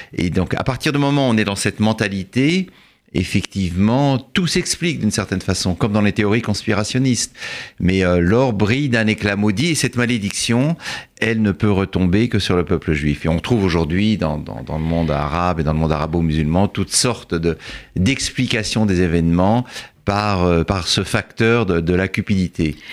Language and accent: French; France; en tant que Français